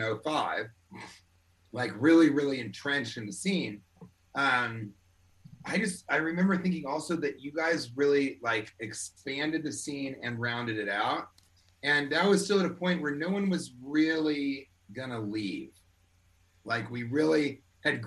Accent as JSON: {"language": "English", "region": "Colorado", "country": "United States", "also_born_or_lived": "Washington, District of Columbia, United States", "moved": "as an adult", "said": "And I am from Colorado"}